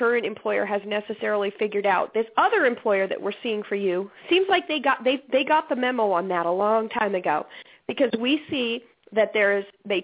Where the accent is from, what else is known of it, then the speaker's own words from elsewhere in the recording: Alaska, United States; moved away; I'm originally from Alaska